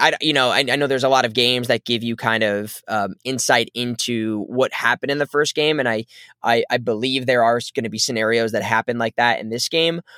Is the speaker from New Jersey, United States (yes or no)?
yes; New Jersey, United States; my life growing up in New Jersey